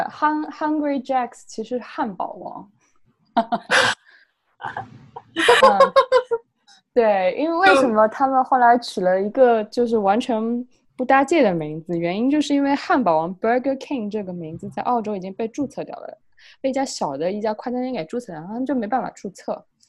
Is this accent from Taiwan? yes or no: no; China; moved away as an adult; now in Australia; 我们中国人